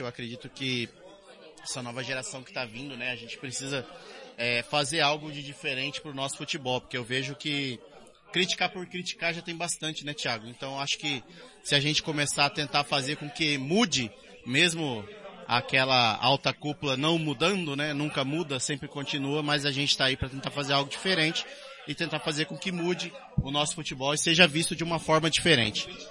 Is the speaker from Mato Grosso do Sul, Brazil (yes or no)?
yes; Dourados, Mato Grosso do Sul, Brazil; sou da cidade de Dourados, né? Moro aqui já há 32 anos